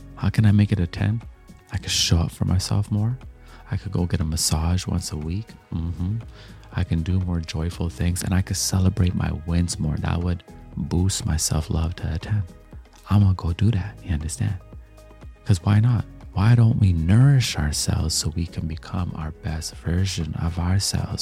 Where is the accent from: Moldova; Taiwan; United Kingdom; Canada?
Canada; also born or lived in Jamaica; I'm Jamaican, I'm Canadian, I, I grew up on dancehall and reggae